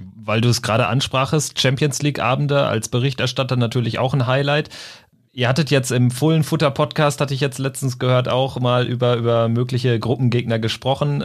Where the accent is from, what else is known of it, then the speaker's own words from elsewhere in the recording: Lippstadt, North Rhine-Westphalia, Germany; ich komme so aus der Region Lippstadt 08